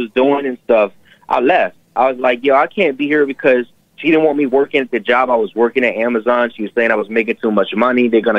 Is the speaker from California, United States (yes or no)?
no; New York City, New York, United States; I'm actually from Brooklyn, not New York City.